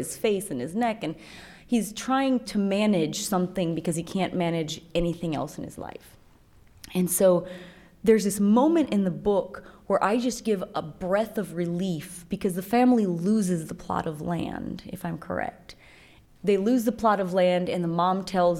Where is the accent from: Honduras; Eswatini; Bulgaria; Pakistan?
Honduras; San José, Copán; moved away as an adult; now in United States; when I was growing up in San Jose, Copan, that's where I was born